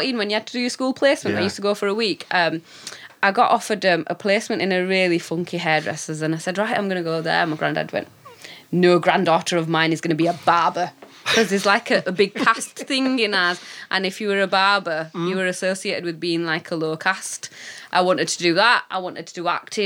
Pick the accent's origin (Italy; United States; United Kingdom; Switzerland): United Kingdom; Dewsbury, Yorkshire and the Humber; we're from Dewsbury.